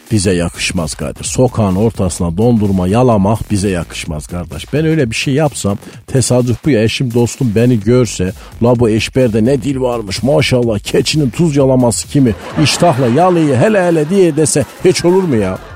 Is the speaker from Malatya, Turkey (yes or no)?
yes; Malatya, Turkey; Ben Malatyalıyım